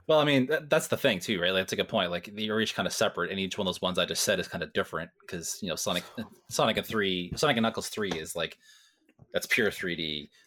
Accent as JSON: {"language": "English", "region": "Ontario", "country": "Canada", "said": "I'm farther away from Toronto, but, you know, where the sun rises and sets in Ontario"}